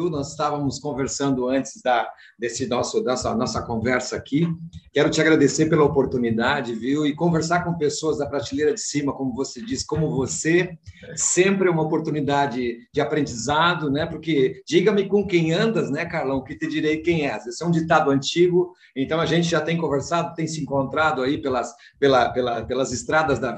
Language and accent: Portuguese; São Luís Gonzaga, Rio Grande do Sul, Brazil; Na verdade, eu sou um gaúcho, um missioneiro, né, da beira do Rio Uruguai, nasci em São Luís Gonzaga